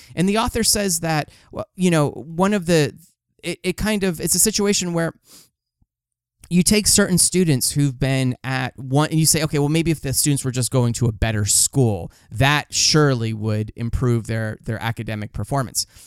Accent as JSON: {"language": "English", "town": "Los Angeles", "region": "California", "country": "United States", "said": "I'm from Los Angeles"}